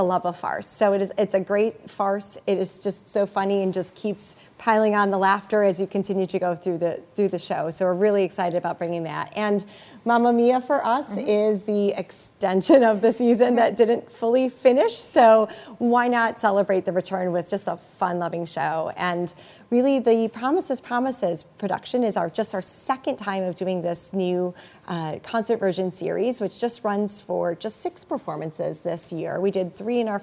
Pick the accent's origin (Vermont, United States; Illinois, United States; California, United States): Illinois, United States; Naperville; Naperville, which is my hometown. I've lived here now almost 25 years.